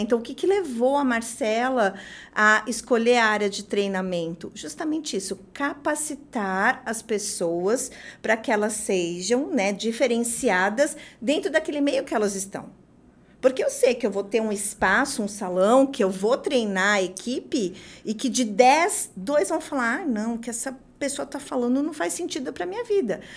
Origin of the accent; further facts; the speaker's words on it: São Paulo, Brazil; eu sou de São Paulo